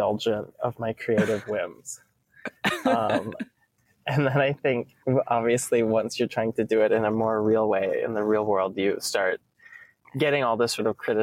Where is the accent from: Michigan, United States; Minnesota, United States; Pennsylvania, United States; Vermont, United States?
Minnesota, United States; Duluth; moved away as an adult; also born or lived in Providence / Brussels; now in New York City, United States; from Duluth, Minnesota, which is a sort of small city way up north